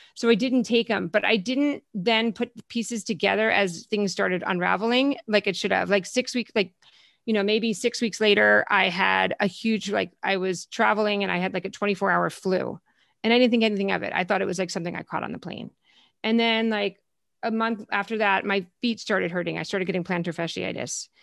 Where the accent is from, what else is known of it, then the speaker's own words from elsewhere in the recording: New Jersey, United States; also born or lived in Connecticut; now in Los Angeles, United States; grew up in New Jersey, so I'm a Jersey girl